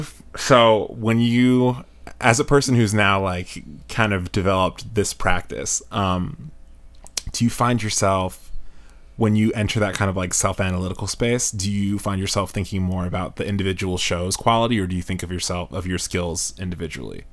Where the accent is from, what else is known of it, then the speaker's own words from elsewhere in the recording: New York, United States; now in Chicago, United States; I'm originally from New York